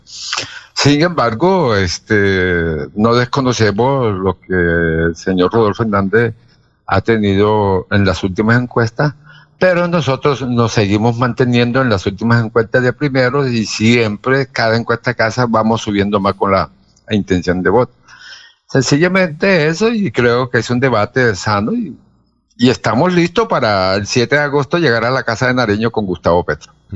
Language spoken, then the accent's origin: Spanish; Cartagena, Bolívar, Colombia; moved away as an adult; now in Girón, Colombia; Yo soy costeño, cartagenero, pero resido hace veintipico años aquí en Girón